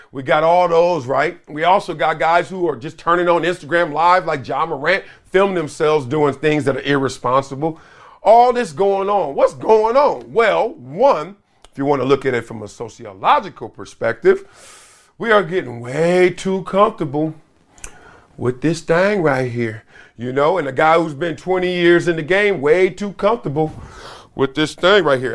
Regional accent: Los Angeles, California, United States; I'm from L

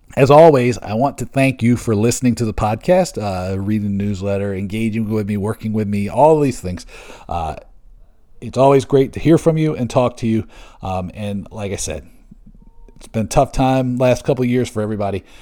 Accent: Seattle, Washington, United States; moved away; also born or lived in Bremerton, Washington; my hometown of Seattle. I was born in Bremerton, right across the Puget Sound

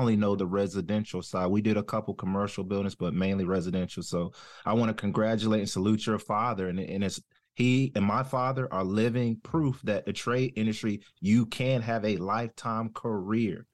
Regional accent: Jacksonville, North Carolina, United States; accent: southern; I'm originally from, uh, North Carolina, a town called Jacksonville, home of Camp Lejeune. No associated with the military, but my grandparents and family history has always been sharecroppers, so I kinda grew up in, like, a country farm area.

